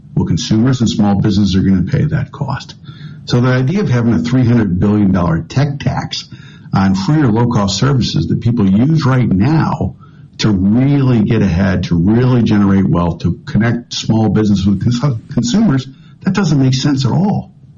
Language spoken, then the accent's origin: English; Michigan, United States; I'm from the state of Michigan, and my home county is a small manufacturing county